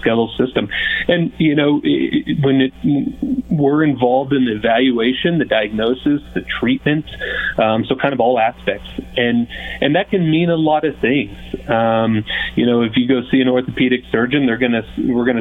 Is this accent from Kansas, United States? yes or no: yes; Kansas, United States; moved away as an adult; now in Montrose, United States; I was born and raised in Kansas, just small town Kansas, kind of the central portion of the state.